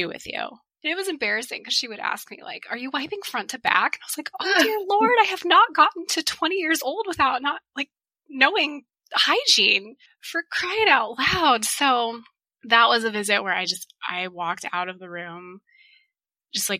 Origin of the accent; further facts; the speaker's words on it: Tucson, Arizona, United States; I was born and raised in Tucson